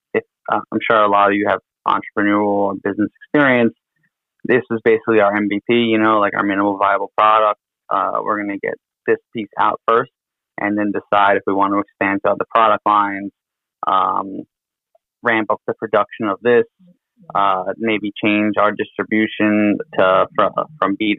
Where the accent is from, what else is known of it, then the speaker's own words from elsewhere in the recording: New York City, New York, United States; I'm from New York City